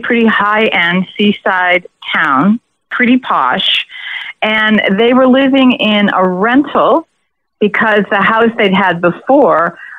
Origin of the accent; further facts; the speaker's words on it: Massachusetts, United States; I actually come from Massachusetts, and one of the towns involved is my hometown in this case.